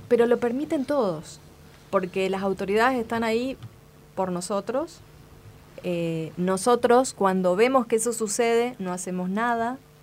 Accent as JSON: {"language": "Spanish", "area": "Espeña", "region": "Chaco", "country": "Argentina", "tie": "born or raised there", "said": "Espeña, mi pueblo"}